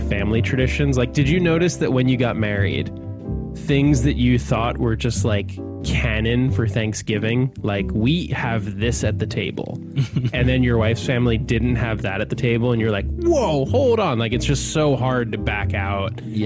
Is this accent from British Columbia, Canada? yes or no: no; Calgary, Alberta, Canada; I grew up in Calgary